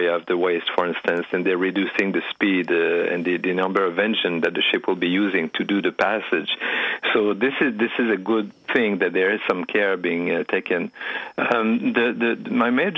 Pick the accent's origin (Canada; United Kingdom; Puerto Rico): Canada; you're asking Canadian